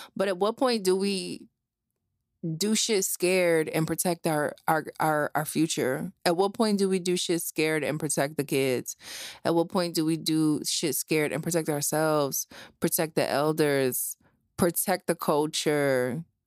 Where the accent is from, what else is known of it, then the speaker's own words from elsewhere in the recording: New Jersey, United States; I grew up in Jersey. My whole entire family is from Philadelphia.